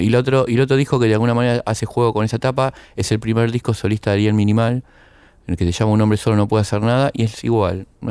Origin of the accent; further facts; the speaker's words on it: Argentina; en nuestro país